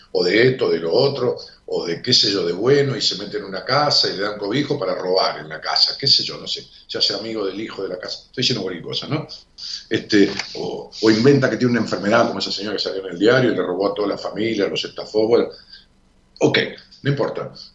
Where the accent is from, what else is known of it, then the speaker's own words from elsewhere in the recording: La Matanza, Buenos Aires Province, Argentina; yo nací en la Matanza y crecí ahí, en Raúl Mejía.